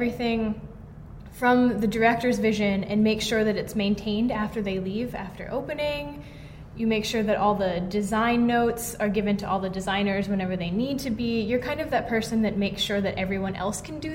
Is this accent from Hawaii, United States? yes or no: yes; Hawaii, United States; moved away; I'm from Hawaii, and I was part of the Hawaii Young Actors Ensemble, which started my sophomore year of high school